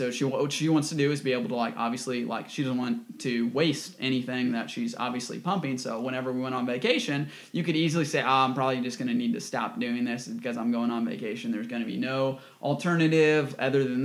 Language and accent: English; United States; as an American, we have access to everything.